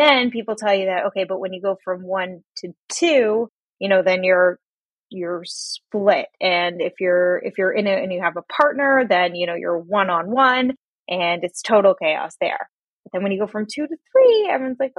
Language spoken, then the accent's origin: English; Toronto, Ontario, Canada; I was born in Toronto, Canada. I lived here all my life